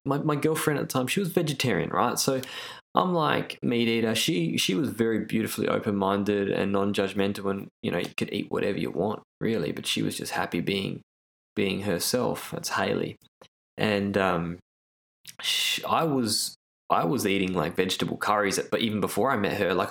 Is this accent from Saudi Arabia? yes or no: no; Australia; I grew up in Australia